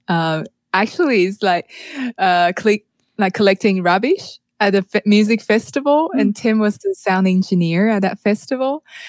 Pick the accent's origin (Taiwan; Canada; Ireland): Taiwan; moved away; I'm from Taiwan